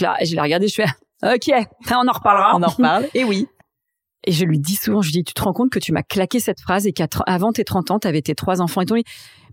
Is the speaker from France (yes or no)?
yes; Reims, Grand Est, France; moved away as an adult; also born or lived in Strasbourg / Paris; donc j'ai grandi à Reims. Euh, on, habitait dans un petit village euh, dans la montagne de Reims qui s'appelait Chigny-les-Roses